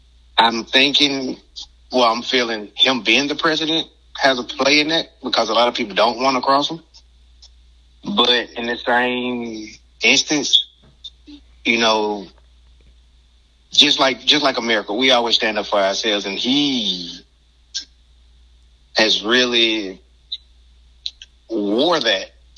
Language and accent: English; the South, United States; And coming from, you know, like you said, I'm from the South, and, you know, having a white grandfather, and, dude, I went through it growing up.